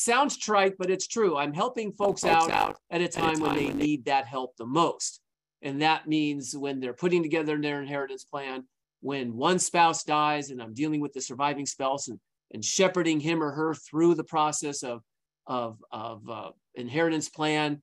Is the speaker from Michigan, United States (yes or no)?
no; Santa Monica, California, United States; I was born and raised in Santa Monica. I still live in Santa Monica